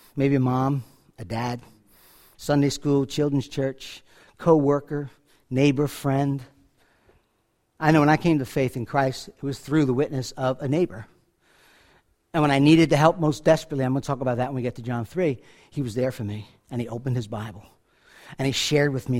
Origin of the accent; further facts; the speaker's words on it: Rockland County, New York, United States; also born or lived in Bronx, New York; I was born in the Bronx County of New York, and I was raised mostly in Rockland County